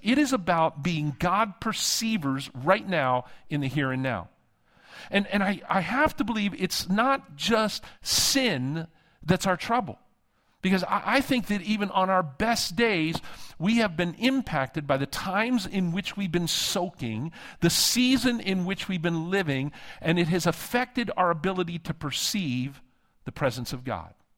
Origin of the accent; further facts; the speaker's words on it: Pittsburgh, Pennsylvania, United States; moved away; I'm from Western P A, Pittsburgh originally